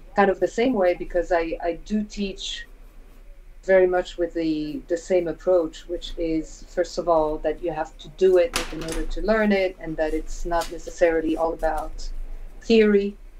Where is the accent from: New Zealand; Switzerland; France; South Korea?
France; moved away as an adult; also born or lived in United States; when I was a kid, growing up around the Peugeot plants, you know, the Peugeot factories